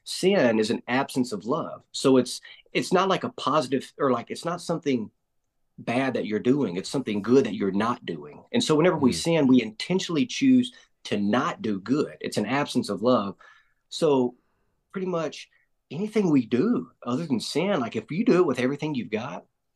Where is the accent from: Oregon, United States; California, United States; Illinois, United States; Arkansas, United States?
Arkansas, United States; Arkansas Delta, United States; Born and raised here in Arkansas, grew up on a family farm in the Arkansas Delta, about an hour west of Memphis, Tennessee